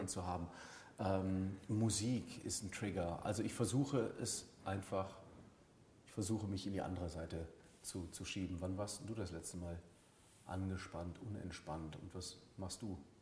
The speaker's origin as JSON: {"language": "German", "country": "Germany", "tie": "born or raised there", "said": "ich bin Deutscher, bin hier groß geworden, ähm, habe eine deutsche Mutter"}